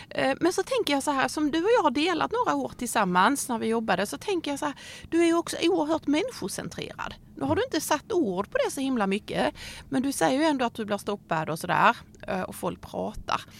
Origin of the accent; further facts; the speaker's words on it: Hjärup, Skåne, Sweden; jag är från Hjärup